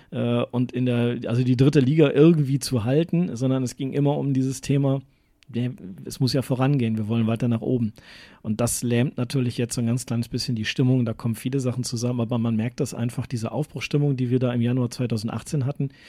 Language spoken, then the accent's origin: German; North Rhine-Westphalia, Germany; ich bin auch Westfale